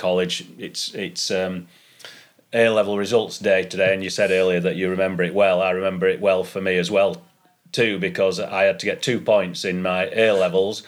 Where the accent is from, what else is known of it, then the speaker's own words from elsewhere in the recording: Malham, Yorkshire and the Humber, United Kingdom; growing up in Malhamdale and being part of one place pretty much all my life